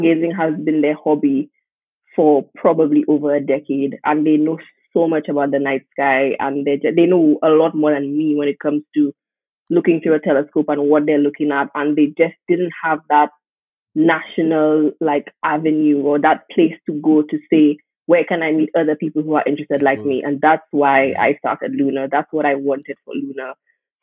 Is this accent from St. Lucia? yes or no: yes; St. Lucia; moved away as an adult; also born or lived in United Kingdom; growing up in the Caribbean